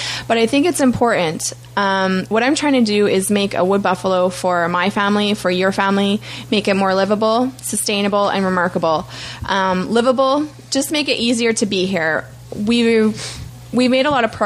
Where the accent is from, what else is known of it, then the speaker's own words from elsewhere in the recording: Fort McMurray, Alberta, Canada; My experience is growing up in Fort McMurray, being a local business owner, being a local mom.